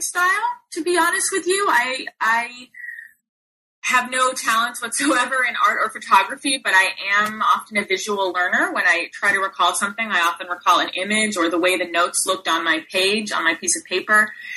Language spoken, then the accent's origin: English; Los Angeles, California, United States; I was raised in Los Angeles, California, in the San Fernando Valley